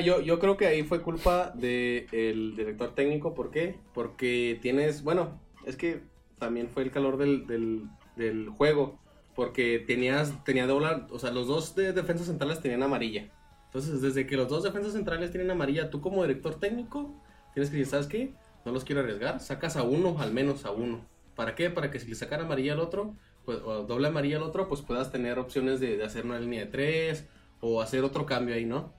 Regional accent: Jalisco, Mexico; somos los tres de Jalisco

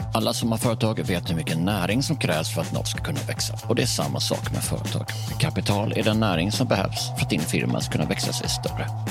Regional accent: Bjäre Peninsula, Skåne, Sweden; Jag är för uppvuxen då på Bjärhalvön

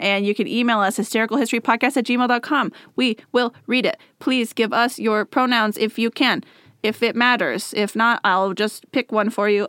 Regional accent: the Northwest, Pacific Northwest, United States; first language English; we're from the Northwest.

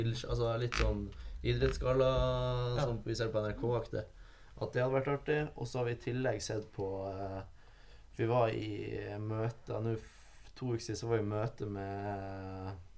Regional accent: Tromsø, Troms, Norway; moved away as an adult; Og jeg er fra Tromsø. Født og oppvokst i Tromsø

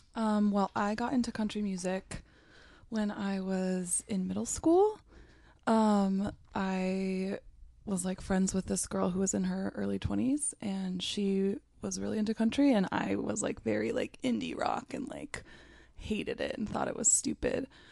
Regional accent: McMinnville, Oregon, United States; I grew up in a small town in Oregon called McMinnville.

